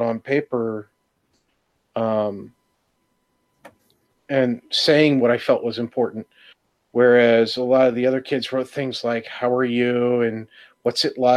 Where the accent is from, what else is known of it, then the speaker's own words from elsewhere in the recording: New York, United States; where I was growing up in New York